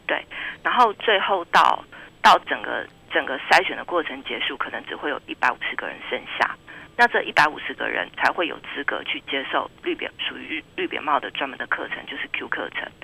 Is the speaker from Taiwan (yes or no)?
yes; Taiwan; 我们台湾人都很熟悉的麦克阿瑟将军